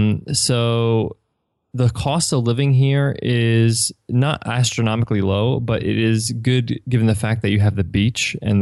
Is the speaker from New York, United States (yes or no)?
yes; Manhattan, New York, United States; now in San Diego, United States; I'm from New York. I was born and raised there, and I actually moved from Manhattan to San Diego.